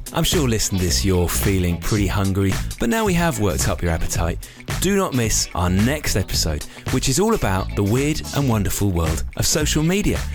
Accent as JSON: {"language": "English", "town": "Knutsford", "region": "North West England", "country": "United Kingdom", "tie": "born or raised there", "said": "my hometown of Knutsford"}